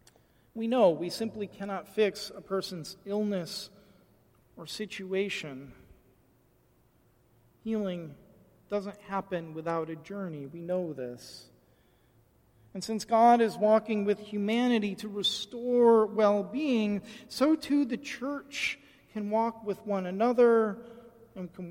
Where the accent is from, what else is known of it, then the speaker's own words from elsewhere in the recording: Michigan, United States; I grew up in Michigan